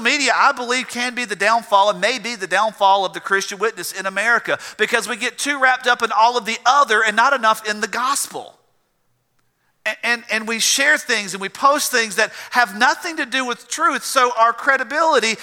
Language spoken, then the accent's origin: English; South Georgia, United States; I grew up in South Georgia where you had cotton and peanuts and watermelons and cantaloupes and tomatoes